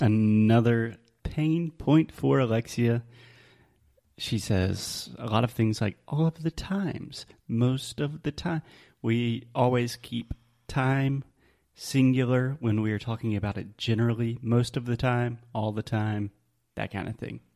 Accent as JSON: {"language": "English", "region": "the South", "country": "United States", "accent": "southern", "said": "my southern accent"}